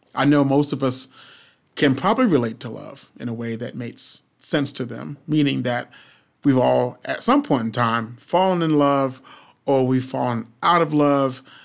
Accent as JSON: {"language": "English", "region": "the South", "country": "United States", "said": "I'm from the South"}